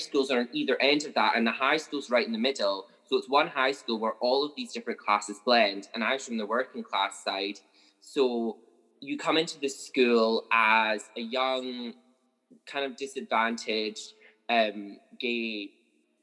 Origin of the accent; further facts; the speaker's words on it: Carnoustie, Scotland, United Kingdom; also born or lived in Livingston / Auchendinny; now in Dundee, United Kingdom; we moved to Carnoustie, which is maybe like 45 minutes by car outside of Dundee